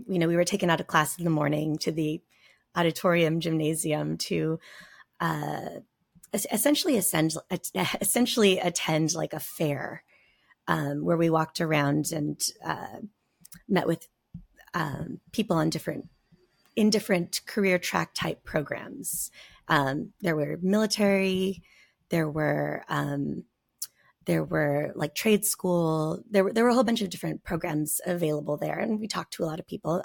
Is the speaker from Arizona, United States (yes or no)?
yes; Nogales, Arizona, United States; I lived in Nogales, Arizona